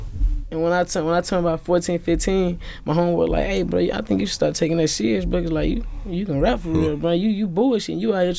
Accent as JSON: {"language": "English", "town": "Biloxi", "region": "Mississippi", "country": "United States", "tie": "born or raised there", "said": "I grew up on the east side of Biloxi."}